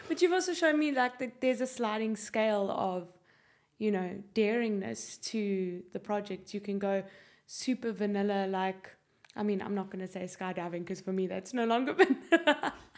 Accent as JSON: {"language": "English", "country": "South Africa", "moved": "yes", "lives_now": "Ireland", "said": "I don't sound Irish. I'm South African"}